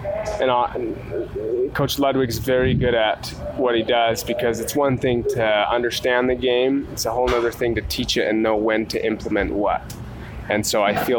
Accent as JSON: {"language": "English", "town": "Provo", "region": "Utah", "country": "United States", "tie": "born or raised there", "said": "growing up in the Tim View football atmosphere"}